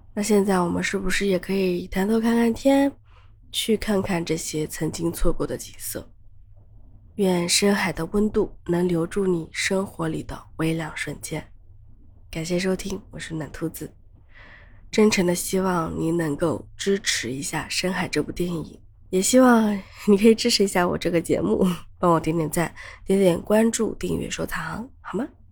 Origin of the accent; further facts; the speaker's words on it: China; 我们中国人